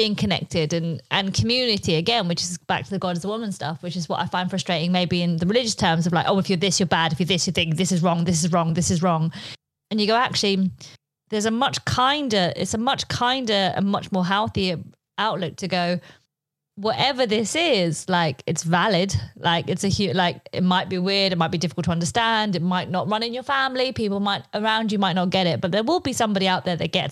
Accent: United Kingdom; first language Polish; English is a second language; Polish was my first language because I was born here, but both my parents spoke Polish to me. But then I went to school, I was like, I'm not Polish, I'm British.

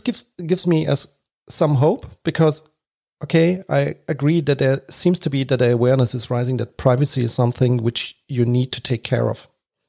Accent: Germany; because I'm from Germany.

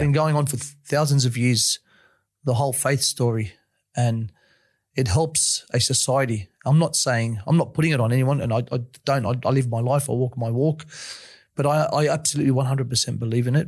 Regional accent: Sydney, New South Wales, Australia; I grew up in Western Sydney, sort of a bit of a rough place at the time.

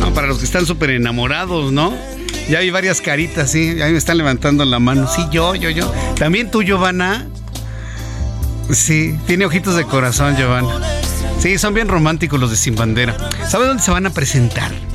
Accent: Mexico; como mexicanos

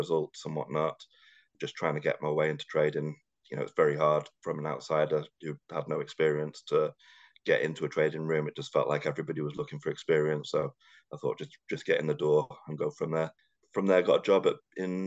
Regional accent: North Wales, United Kingdom; moved away as an adult; also born or lived in Liverpool / London; I was brought up in North Wales

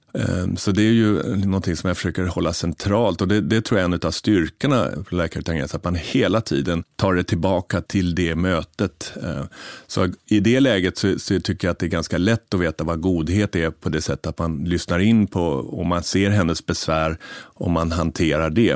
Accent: Sweden; som svensk man

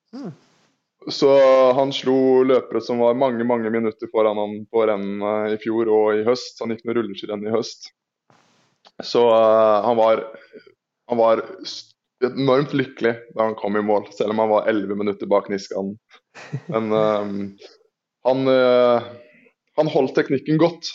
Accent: Østfold, Norway; jeg er fra Østfold

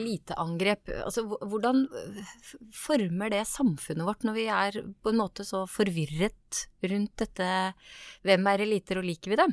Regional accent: Askim, Østfold, Norway; Jeg er fra Askim, jeg er fra Indre Østfold

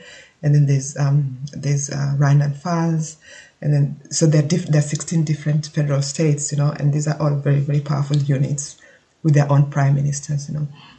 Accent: Kenya; now in Germany; I was born and brought up in Kenya. So even though I can now vote in Germany, I basically, my home country, I was born in Kenya.

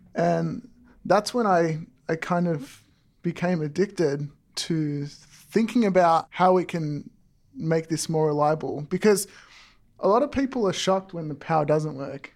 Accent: Melton, Victoria, Australia; now in Walnut Creek, United States; originally I'm from, uh, the webs, western suburbs, uh, in Victoria, Australia

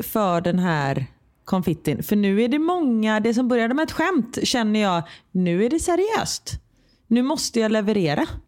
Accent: Sweden; moved away as an adult; Hemma i Sverige

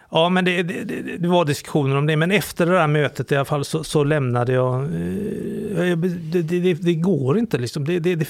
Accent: Sweden; Men jag är framförallt kulturellt extremt kristen. Som alla svenskar är

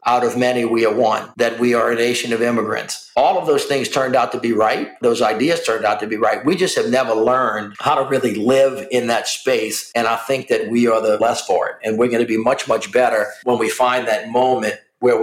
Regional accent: the South, United States; I'm a Southerner

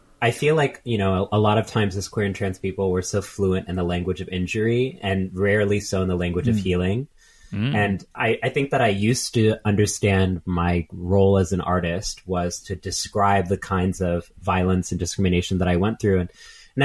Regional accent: Texas, United States; also born or lived in New York; growing up in Texas as trans people

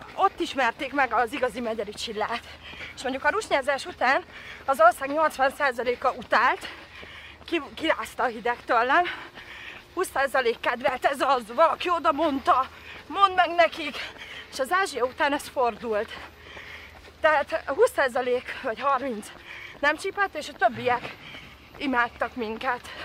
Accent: Derecske, Hajdú-Bihar, Hungary; also born or lived in Debrecen; now in Budakalász, Hungary; Derecskén kislányként

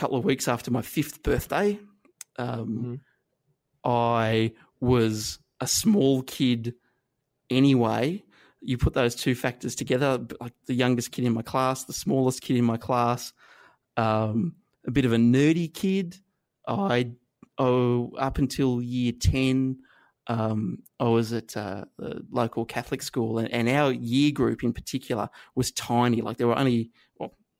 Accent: Inverell, New South Wales, Australia; also born or lived in Armidale, New South Wales; where I grew up in Inverell in northern New South Wales

